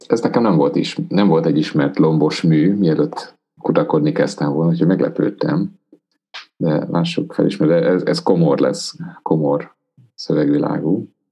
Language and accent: Hungarian; Transylvania, Romania; Erdélyben, ahonnan származok